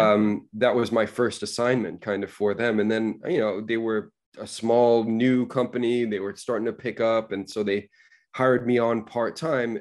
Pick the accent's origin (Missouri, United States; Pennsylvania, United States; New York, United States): New York, United States; New York City; moved away; also born or lived in Coventry; I was born in New York City